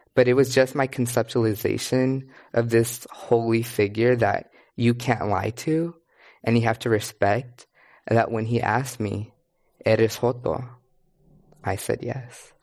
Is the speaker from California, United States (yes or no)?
yes; Kerman, California, United States; moved away as an adult; also born or lived in Berkeley, California; I grew up in Carmen, California, which is majority Latinx